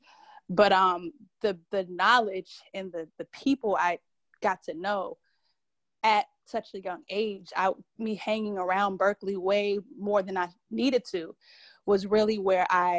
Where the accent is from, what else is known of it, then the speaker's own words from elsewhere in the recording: Boston, Massachusetts, United States; now in Atlanta, United States; I'm originally from Boston, Mass.